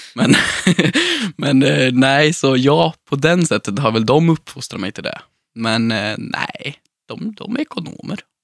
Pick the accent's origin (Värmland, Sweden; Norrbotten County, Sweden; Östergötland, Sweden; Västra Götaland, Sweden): Värmland, Sweden; Sunne; Jag växte upp i Sunne, i en röd villa med vita knutar